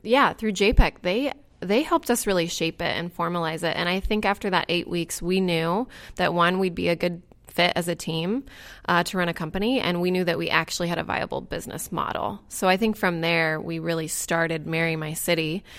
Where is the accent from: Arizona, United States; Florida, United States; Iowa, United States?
Iowa, United States; Indianola; the outside scoop, which is in Indianola, which is my hometown